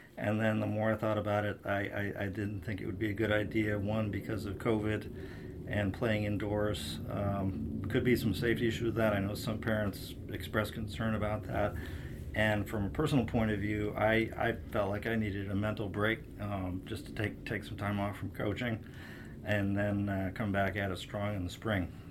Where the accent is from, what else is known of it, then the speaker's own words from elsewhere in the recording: St. Louis, Missouri, United States; now in Washington, D.C., United States; growing up in Saint Louis